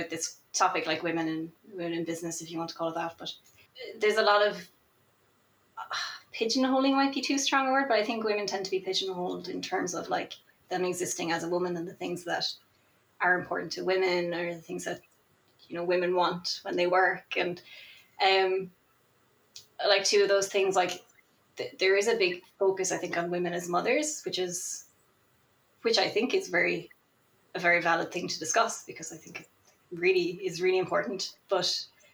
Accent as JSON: {"language": "English", "country": "Ireland", "tie": "born or raised there", "said": "I'm also Irish, and I'm also not from a city. I grew up in a very small country town"}